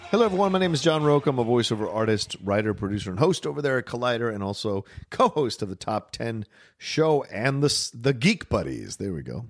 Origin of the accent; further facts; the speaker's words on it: Dale City, Virginia, United States; when I grew up in Virginia at that time